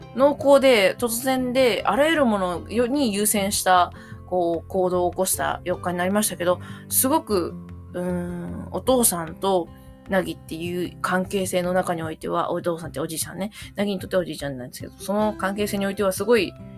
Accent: Mie, Japan; moved away; also born or lived in Koshigaya; うちの実家の三重県

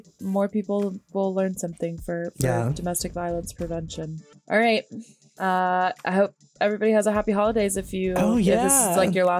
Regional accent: Orlando, Florida, United States; I am from Central Florida near Orlando where this happened.

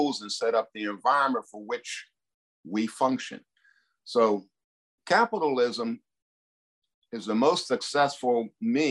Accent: Duquesne, Pennsylvania, United States; I and my eight brothers and sisters were raised, educated in Duquesne, Pennsylvania

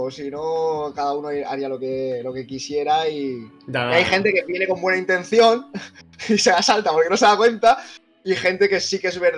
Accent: Cazorla, Andalusia, Spain; now in Benidorm, Spain; pero en realidad soy andaluz. Soy de, la, provincia de Jaén, de Cazorla.

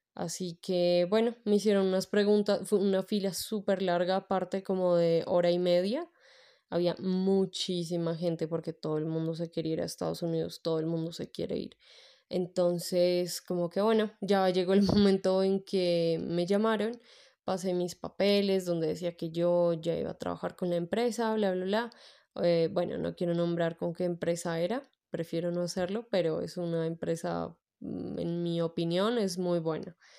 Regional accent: Bogotá, Colombia; yo soy de Bogotá, Colombia

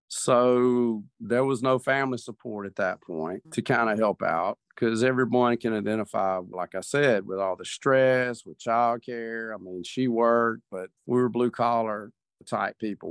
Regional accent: the South, United States; Grew up in the South

